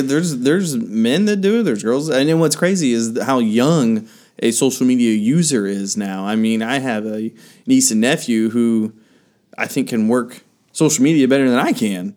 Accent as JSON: {"language": "English", "region": "the Bible Belt", "country": "United States", "tie": "born or raised there", "said": "where I grew up here in the Bible Belt"}